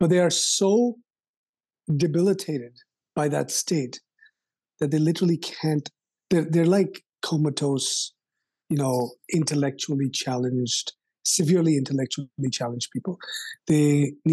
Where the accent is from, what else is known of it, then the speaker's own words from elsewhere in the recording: Kolkata, West Bengal, India; When I grew up in India, especially in the city of Calcutta